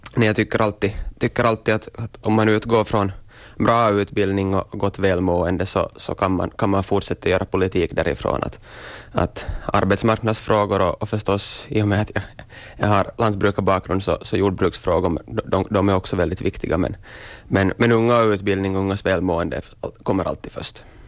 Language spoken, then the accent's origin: Swedish; Korsholm, Ostrobothnia, Finland; jag är österbottning